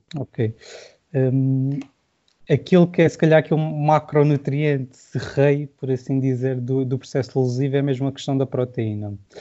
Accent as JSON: {"language": "Portuguese", "town": "Silves", "region": "Algarve", "country": "Portugal", "said": "sou do Algarve, sou de Silves, vocês vão reparar possivelmente pelo sotaque mais marcado."}